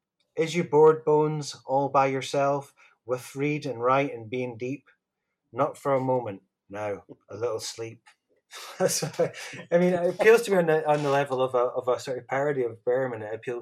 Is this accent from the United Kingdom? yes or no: yes; Bonnyrigg, Scotland, United Kingdom; my hometown of Bonnerig in Last Swade.